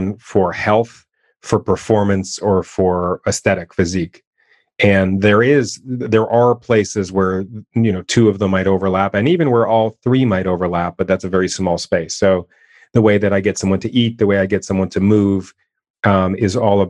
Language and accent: English; Canada; I'm born and raised in Canada